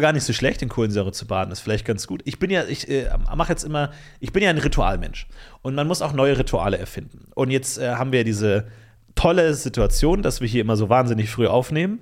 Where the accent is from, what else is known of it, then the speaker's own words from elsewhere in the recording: Ebersberg, Bavaria, Germany; In meiner Heimatstadt Ebersberg